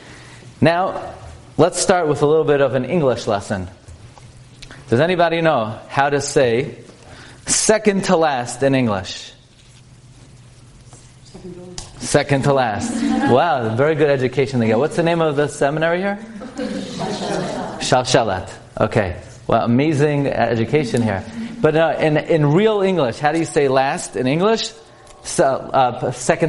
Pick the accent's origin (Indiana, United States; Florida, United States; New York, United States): New York, United States; New York City; I come from Brooklyn. This is my hometown, Flatbush. And I grew up on Avenue M and East 31st